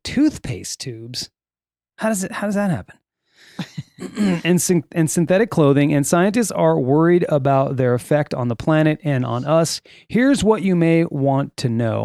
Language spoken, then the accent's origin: English; Sylmar, California, United States; I grew up in Silmar, California